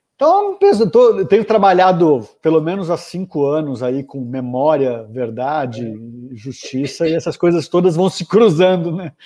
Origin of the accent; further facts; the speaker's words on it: São Paulo, Brazil; Eu nasci em São Paulo, em setembro de 79, alguns dias depois da anistia. É, São Paulo, capital, morei aqui a vida inteira, continuo aqui